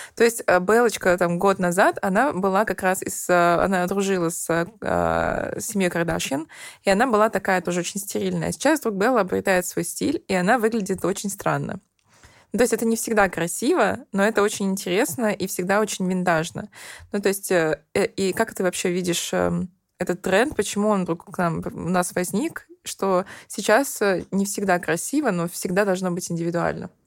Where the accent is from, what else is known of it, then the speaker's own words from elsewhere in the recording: Nizhny Novgorod, Nizhny Novgorod Oblast, Russia; now in Moscow, Russia; я, например, из Нижнего Новгорода